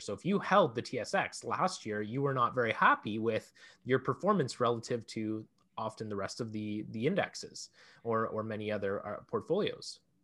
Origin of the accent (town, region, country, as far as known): Canada; also born or lived in Ontario